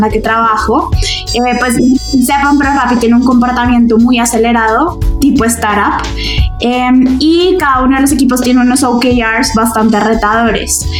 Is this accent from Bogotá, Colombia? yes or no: yes; Bogotá, Colombia; Soy, soy de Bogotá, casi toda mi vida he vivido acá